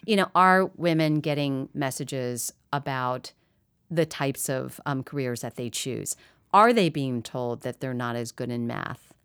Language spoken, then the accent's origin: English; Midwest, United States; I grew up in the Midwest